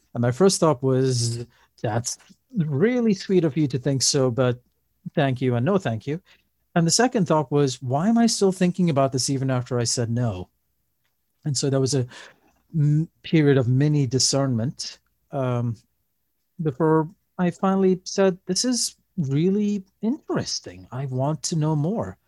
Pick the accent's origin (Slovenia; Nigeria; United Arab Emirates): United Arab Emirates; Dubai; moved away as an adult; also born or lived in Pittsfield, Massachusetts; now in Lynnwood, United States; I was born in Dubai, and we went to the Roman Catholic Church there